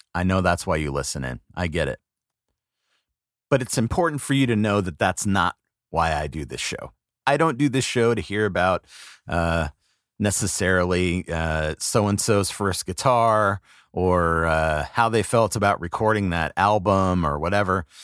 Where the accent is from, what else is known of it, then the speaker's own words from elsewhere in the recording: West Coast, United States; now in East Coast, United States; growing up on the West Coast